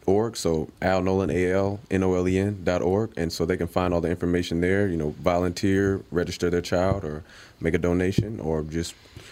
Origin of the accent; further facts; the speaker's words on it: Saint Paul, Minnesota, United States; So I already just kind of knew who I was growing up in St. Paul.